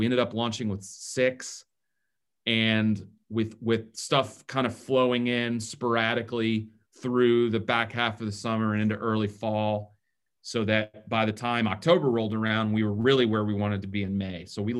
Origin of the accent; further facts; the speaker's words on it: Atlanta, Georgia, United States; moved away; I grew up in Atlanta, Georgia.